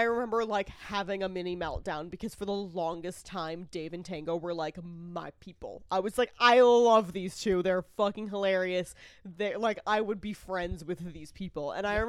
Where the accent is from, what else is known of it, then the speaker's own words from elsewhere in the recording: Franklin, Massachusetts, United States; I grew up in Franklin, Massachusetts.